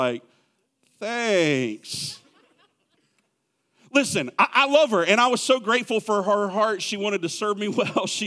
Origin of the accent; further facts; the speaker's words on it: Clover, South Carolina, United States; moved away; I grew up in Clover, South Carolina.